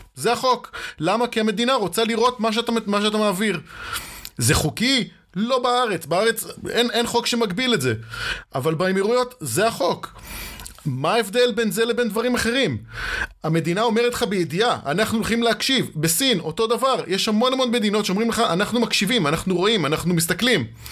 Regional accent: Israel

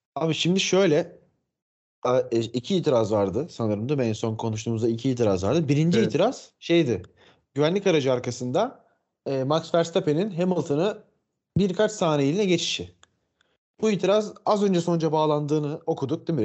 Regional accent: Turkey; yirmi yedi yıldır Türk'üm

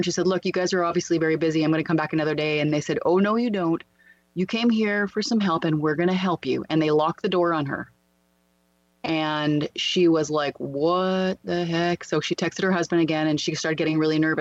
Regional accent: Canada; I was at my hometown

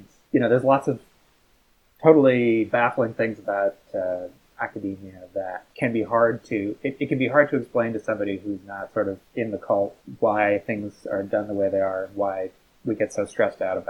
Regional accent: Newfoundland and Labrador, Canada; moved away as an adult; now in United Kingdom; I am Canadian. I'm from a Atlantic province called Newfoundland

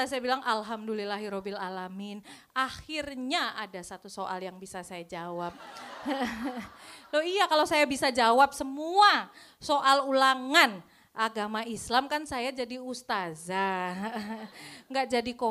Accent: Pekalongan, Central Java, Indonesia; Uh, saya asal Pekalongan, kuliah saya di Solo

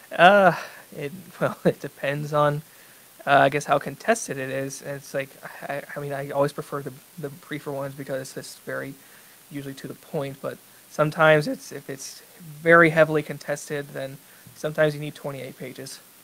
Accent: Texas, United States; I grew up in Texas

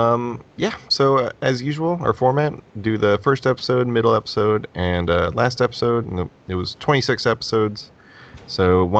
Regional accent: United States; I'm American.

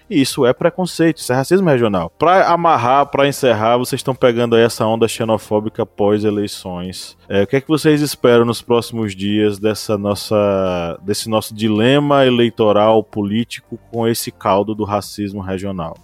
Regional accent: banks of the São Francisco River, northern Bahia, Brazil; accent: Bahia; now in São Miguel dos Campos, Brazil; Eu sou do norte da Bahia, beira do Rio São Francisco

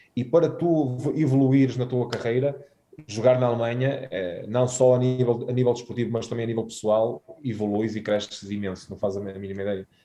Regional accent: Guimarães, Braga, Portugal; moved away as an adult; fui criado em Guimarães a ver o Vitória com, com o meu pai uh, todos os fins de semana

